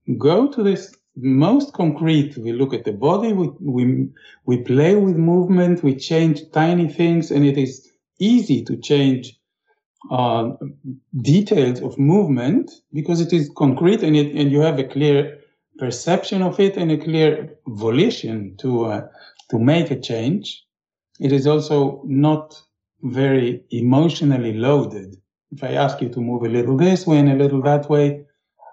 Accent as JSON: {"language": "English", "country": "Israel", "tie": "born or raised there", "said": "I grew up in Israel"}